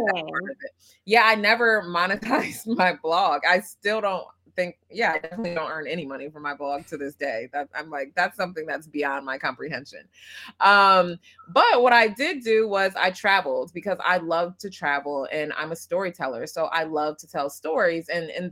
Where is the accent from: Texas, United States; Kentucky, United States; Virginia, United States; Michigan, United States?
Michigan, United States; Detroit; moved away as an adult; also born or lived in Japan; I am an American-born Ugandan, as I say. I was born in Detroit